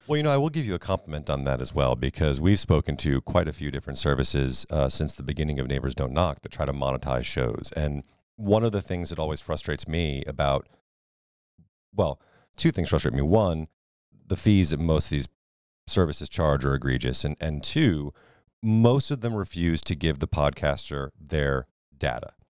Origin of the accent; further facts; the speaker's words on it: New England, United States; moved away; I grew up in New England